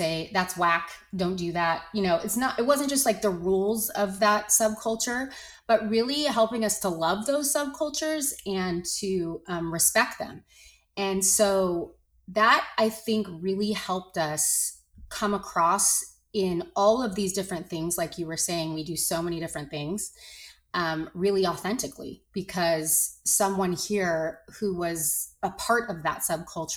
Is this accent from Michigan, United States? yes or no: no; Los Angeles, California, United States; I grew up in Los Angeles in the 80s